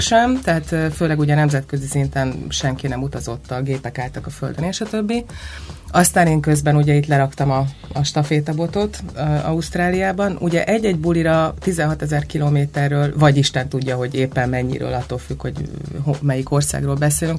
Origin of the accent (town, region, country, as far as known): Hungary